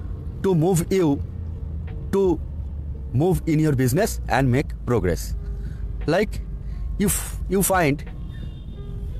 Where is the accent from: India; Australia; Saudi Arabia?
India; from India